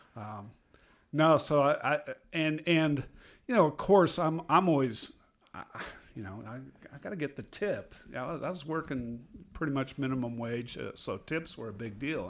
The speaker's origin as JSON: {"language": "English", "region": "Iowa", "country": "United States", "said": "I'm from Iowa"}